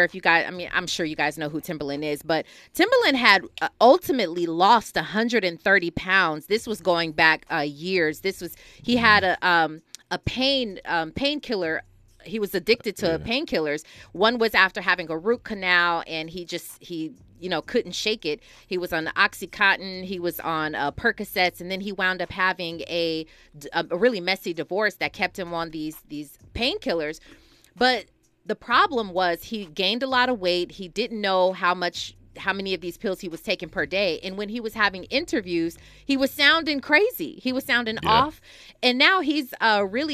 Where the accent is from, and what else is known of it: California, United States; born or raised there; also born or lived in Milwaukee, Wisconsin